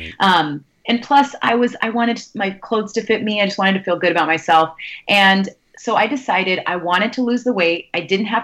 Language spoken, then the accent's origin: English; Sacramento, California, United States; moved away as an adult; also born or lived in New York; now in New Jersey, United States; I'm originally from the Bay Area and from Sacramento in California